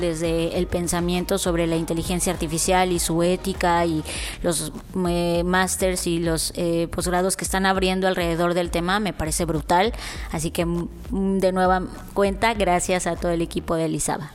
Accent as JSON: {"language": "Spanish", "country": "Mexico"}